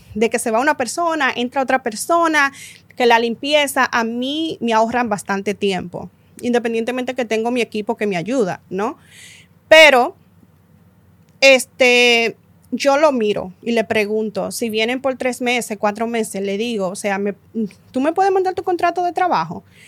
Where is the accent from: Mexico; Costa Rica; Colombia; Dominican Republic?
Dominican Republic; nosotros somos dominicanas